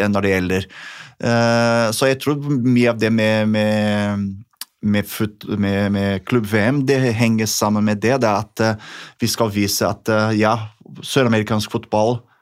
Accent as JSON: {"language": "Norwegian", "country": "Brazil", "tie": "born or raised there", "moved": "yes", "said": "det som jeg har vokst opp med i, i Brasil"}